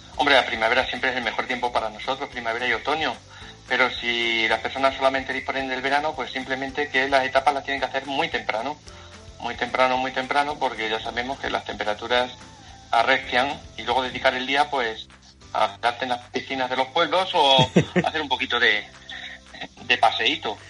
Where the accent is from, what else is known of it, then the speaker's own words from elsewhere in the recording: El Puente del Arzobispo, Castilla-La Mancha, Spain; por mi pueblo, eh, que es Puente del Arzobispo